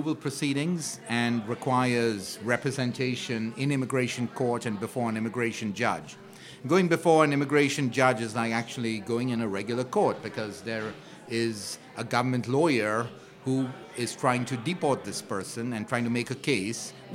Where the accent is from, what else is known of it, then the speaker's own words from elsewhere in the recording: India; moved away as an adult; now in New York, United States; I'm an immigrant from India